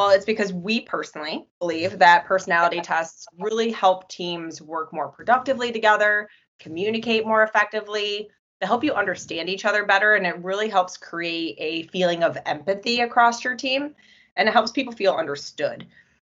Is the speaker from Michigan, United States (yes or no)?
yes; Michigan, United States; from our home state